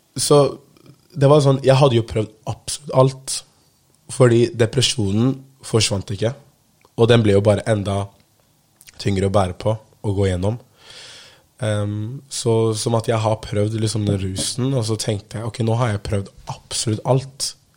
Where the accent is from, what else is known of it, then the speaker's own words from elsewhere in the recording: Oslo, Norway; jeg er fra Holmlia, som er en bydel i Oslo